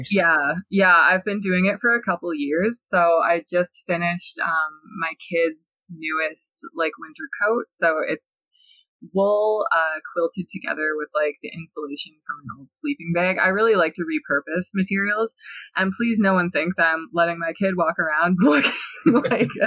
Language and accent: English; near Hiawatha First Nation, Ontario, Canada; one of the indigenous communities that's really close to my hometown. He's from Hiawatha First Nation.